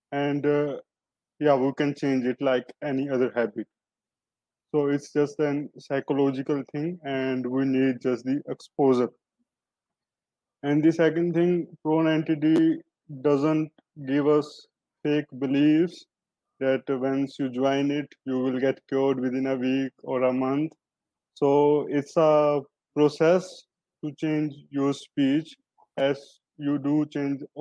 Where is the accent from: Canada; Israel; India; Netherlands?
India; uh, I'm from India.